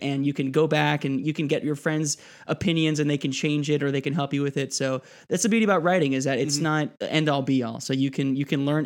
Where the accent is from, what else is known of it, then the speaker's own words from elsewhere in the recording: Miami, Florida, United States; I grew up in Miami. I am Hispanic. I am Puerto Rican and Cuban.